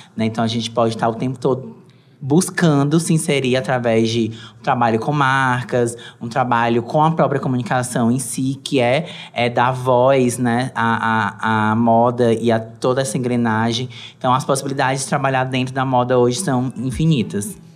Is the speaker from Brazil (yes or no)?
yes; Brazil; nós, enquanto brasileiros